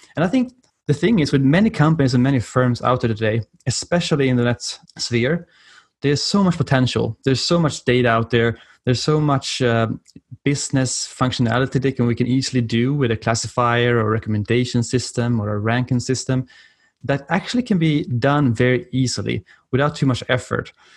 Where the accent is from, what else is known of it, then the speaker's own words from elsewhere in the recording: Uppsala, Uppsala County, Sweden; accent: European; English is a second language; moved away as an adult; now in Washington DC, United States; my accent is from Europe and I'm, uh, originally from Sweden, in Uppsala.